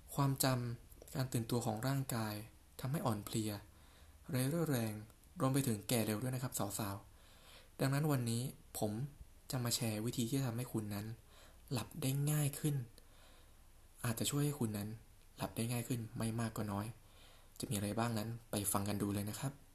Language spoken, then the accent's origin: Thai; Southern Thailand, Thailand; ผมหนุ่มใต้อารมณ์ดี